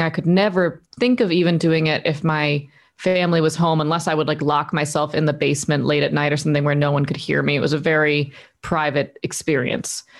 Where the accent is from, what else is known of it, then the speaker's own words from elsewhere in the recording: Delaware, United States; moved away as an adult; also born or lived in Nashville, Tennessee; now in Los Angeles, United States; I'm from Delaware, East Coast